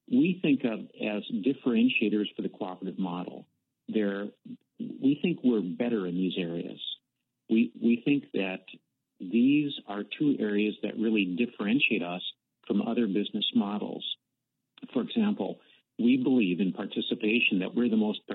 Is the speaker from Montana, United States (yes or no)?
no; Minnesota, United States; also born or lived in Washington; I consider Minnesota to be my home